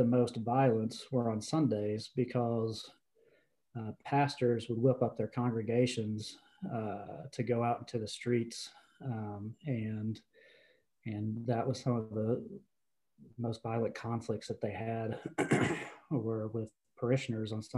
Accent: the Appalachians of North Carolina, United States; I grew up in the Appalachians of North Carolina to a blue collar family

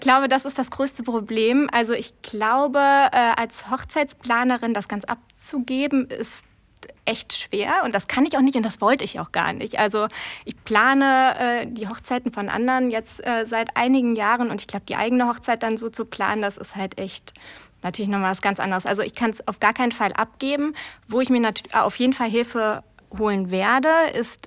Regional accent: Trier, Rhineland-Palatinate, Germany; also born or lived in Konz; Also ich bin äh, tatsächlich äh, in Trier groß geworden, beziehungsweise in Trier geboren.

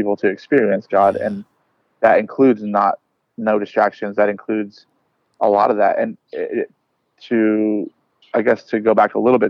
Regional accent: California, United States; I am from California

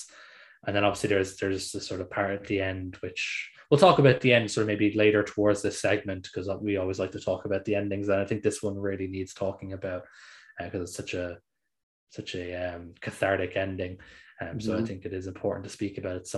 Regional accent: Ireland; I'm Irish

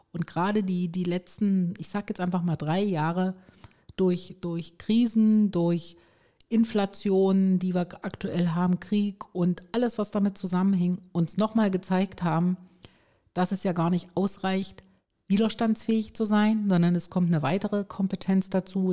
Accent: Stuttgart, Baden-Württemberg, Germany; komme aus Stuttgart

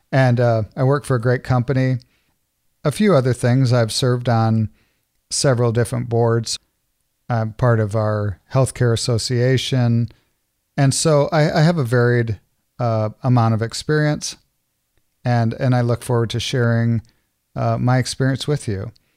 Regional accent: Clinton, Iowa, United States; I grew up in Iowa. I went to, I went to high school, um, in Clinton, Iowa

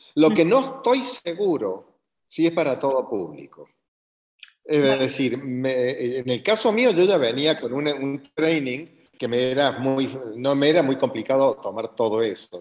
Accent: Córdoba, Argentina; also born or lived in La Pampa, Argentina; Soy argentino, nacido en la ciudad de Córdoba

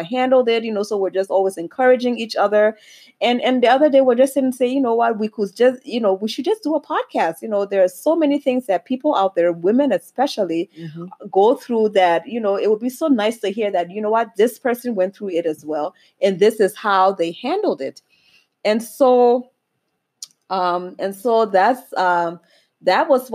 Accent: Liberia; now in Minnesota, United States; I'm originally from Liberia, West Africa, and I am Liberian to the core.

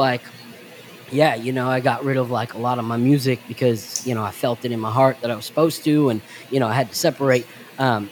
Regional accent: New York, United States; me and my brother, we grew up in New York

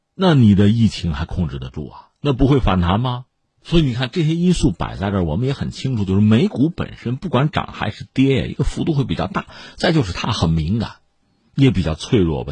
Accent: China; 我们中国人讲什么叫物极必反啊

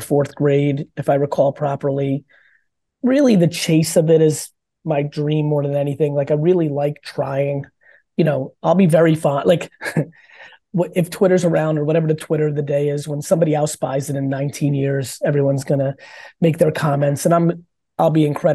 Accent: New Jersey, United States; also born or lived in Soviet Union; I came from the Soviet Union. I grew up in Jersey when I really started picking my teams.

